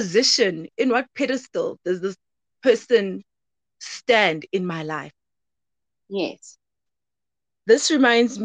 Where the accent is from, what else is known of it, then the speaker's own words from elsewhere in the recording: Soweto, Gauteng, South Africa; moved away as an adult; now in Cape Town, South Africa; born and bred in Soweto, but relocated due to studying at CPUT. So I'm studying in Cape Town